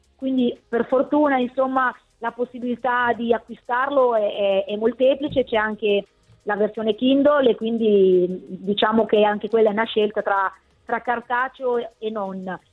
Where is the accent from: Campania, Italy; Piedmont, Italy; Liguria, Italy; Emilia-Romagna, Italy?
Emilia-Romagna, Italy; Bologna; da bolognese